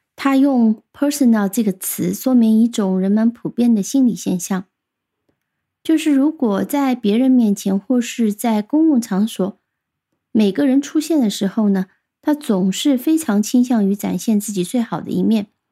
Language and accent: Chinese; China; 我们中国人